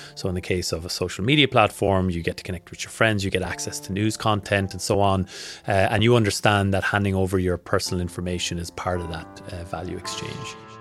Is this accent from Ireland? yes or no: yes; Ireland; moved away as an adult; now in Australia; I'm not from around here. I'm Irish. I've been in Australia for six years.